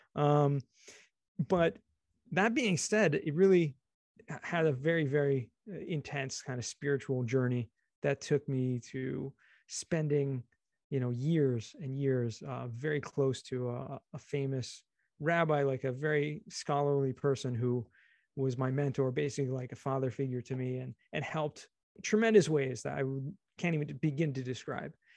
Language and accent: English; Los Angeles, California, United States; also born or lived in San Diego / Israel; I grew up in California, Southern California, actually, you're in, in L